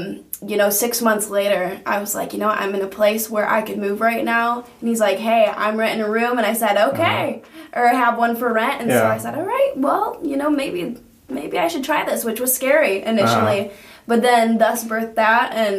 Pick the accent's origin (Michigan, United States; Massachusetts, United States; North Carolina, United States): Michigan, United States; Grand Rapids; moved away as an adult; now in South Bend, United States; No, I am from Grand Rapids, Michigan.